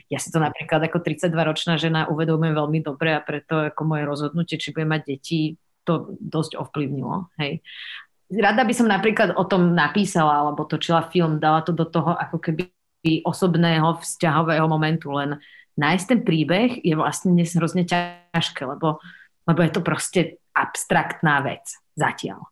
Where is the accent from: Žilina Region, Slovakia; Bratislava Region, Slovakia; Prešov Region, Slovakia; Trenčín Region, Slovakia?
Bratislava Region, Slovakia; Bratislava; aj keď som zo Slovenska, ale tým, že som vyrastala a žila na západe a v Bratislave